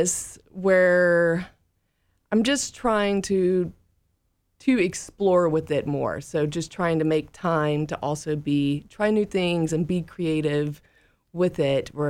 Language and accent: English; Mississippi Delta, United States; moved away; also born or lived in Portland, Oregon / Chattanooga, Tennessee; I'm originally from the Mississippi Delta